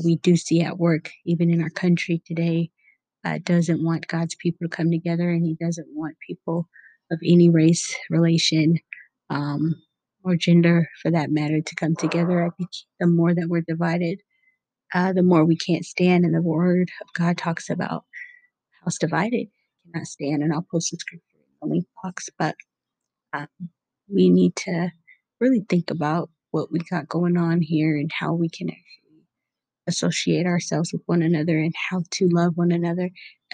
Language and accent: English; Seattle, Washington, United States; I grew up in Seattle, Washington, where it was fairly diverse